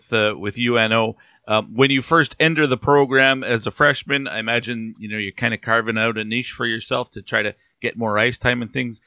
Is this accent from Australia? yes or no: no; Canada; As a Canadian myself